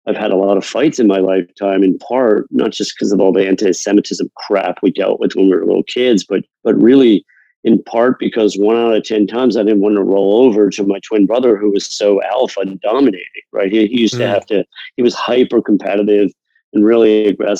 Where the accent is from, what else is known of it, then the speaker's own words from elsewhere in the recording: Fairfield County, Connecticut, United States; moved away as an adult; also born or lived in Atlanta / New York City / San Diego; I grew up in Fairfield County, Connecticut